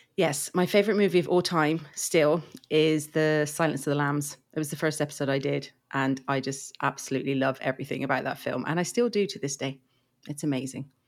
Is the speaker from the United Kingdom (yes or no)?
yes; England, United Kingdom; I'm from England, as you can probably tell by my, uh, accent.